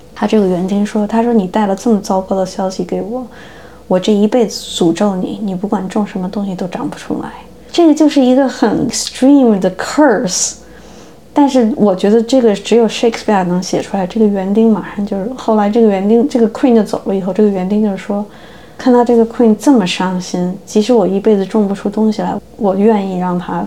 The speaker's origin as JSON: {"language": "Chinese", "region": "Beijing", "country": "China", "tie": "born or raised there", "first_language": "Chinese", "moved": "as an adult", "lives_now": "United States", "said": "我是中国人，对吧？我因为生在中国，长在中国，但我现在是美国人，因为我拿美国护照。我是移民"}